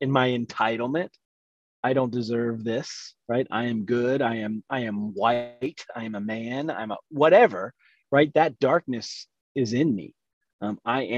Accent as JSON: {"language": "English", "region": "the South", "country": "United States", "tie": "born or raised there", "said": "I grew up Southern Baptist in the South"}